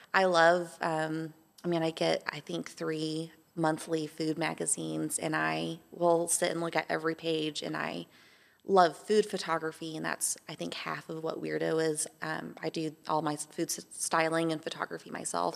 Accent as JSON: {"language": "English", "town": "Amarillo", "region": "Texas", "country": "United States", "tie": "born or raised there", "also_born_or_lived": "Atlanta, Georgia", "moved": "yes", "lives_now": "Johnson City, United States", "said": "I'm Texan, um, was born in, um, Amarillo, Texas, um, raised with flat land, desert climate"}